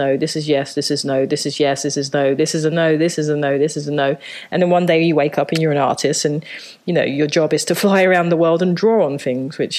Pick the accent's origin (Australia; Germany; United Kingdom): United Kingdom; London; moved away as an adult; also born or lived in Japan; now in New York, United States; I grew up in Southeast London in a place called Thamesmead